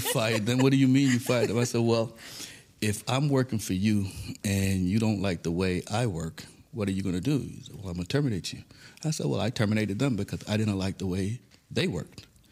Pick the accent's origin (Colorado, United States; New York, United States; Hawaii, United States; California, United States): New York, United States; New York City; also born or lived in Saint Thomas, U.S. Virgin Islands / Harlem, New York / Binghamton, New York; now in United Arab Emirates; Grew up in the Bronx, New York. I was born in Saint Thomas, Virgin Islands. Then moved to Harlem, New York. We later moved to the Bronx, where I pretty much got all my education in the Bronx